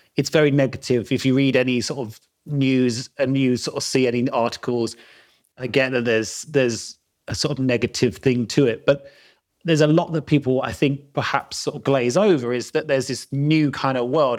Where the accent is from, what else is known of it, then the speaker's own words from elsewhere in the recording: London, United Kingdom; moved away as an adult; now in Peak District, United Kingdom; I'm South London, born and bred, as you can probably tell from my accent.